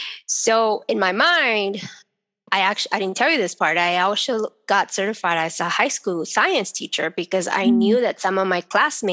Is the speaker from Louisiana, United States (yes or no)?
no; Texas, United States; I was born in Texas.